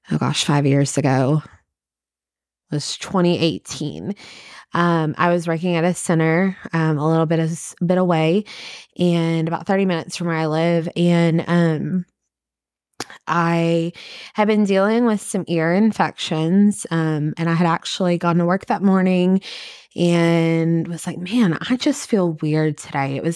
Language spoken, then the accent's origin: English; Kentucky, United States; I am originally from Kentucky.